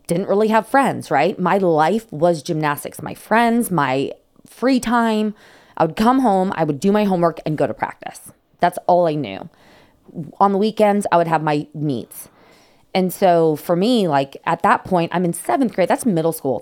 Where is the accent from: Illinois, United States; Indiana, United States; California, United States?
California, United States; San Diego; also born or lived in South Carolina; born and raised in San Diego. Actually grew up in North County, um, close to Poway